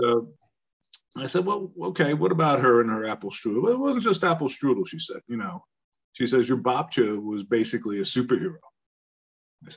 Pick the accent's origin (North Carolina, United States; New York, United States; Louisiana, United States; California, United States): New York, United States; Long Island; also born or lived in Bronx, New York; We moved out to Long Island, to the suburbs